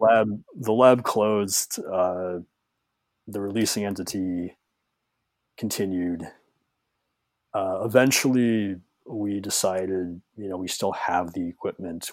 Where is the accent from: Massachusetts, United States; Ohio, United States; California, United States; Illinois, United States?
Illinois, United States; Chicago; I'm from Chicago